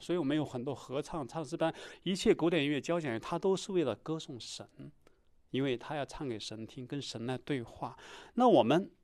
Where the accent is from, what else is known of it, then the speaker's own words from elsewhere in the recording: China; 我从中国来，我那么远来